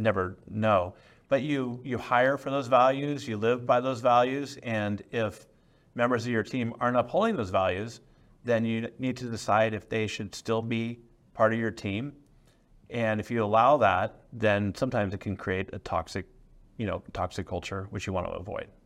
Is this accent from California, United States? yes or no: yes; San Francisco Bay Area, California, United States; I grew up in the San Francisco Bay Area